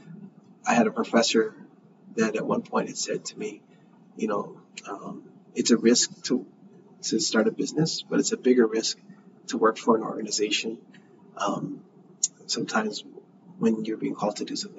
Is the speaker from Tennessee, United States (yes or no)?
no; Honolulu, Hawaii, United States; also born or lived in Pennsylvania; I grew up here, born and raised in Nu'uanu, and I'm a Punahou grad.